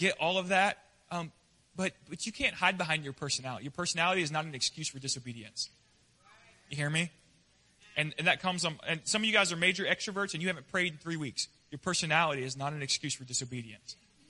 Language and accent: English; the West, United States; I grew up in the West. And we hang out on the back porch.